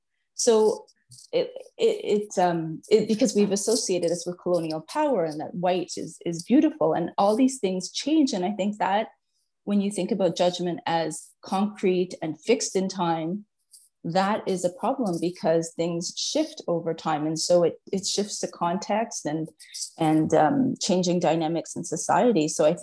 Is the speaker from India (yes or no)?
yes; India; And in my own family, so I'm Indian, and when I'm lighter skinned than my mother